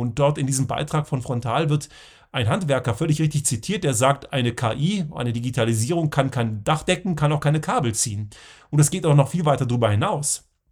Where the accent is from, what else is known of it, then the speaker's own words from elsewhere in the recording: southern Lower Saxony, Germany; Ich bin ja in Deutschland zur Schule gegangen, in Südniedersachsen